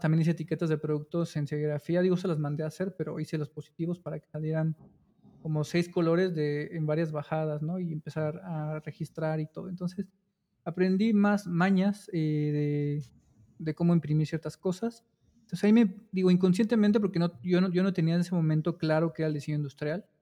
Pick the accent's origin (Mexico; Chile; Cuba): Mexico; Cuautitlán Izcalli, State of Mexico; yo nací en la Ciudad de México, eh, solo nací ahí o sea, en un hospital de la ciudad y ya crecí este, toda mi infancia y gran parte de mi vida en, la, en el Estado de México, en Cuautitlán Izcalli.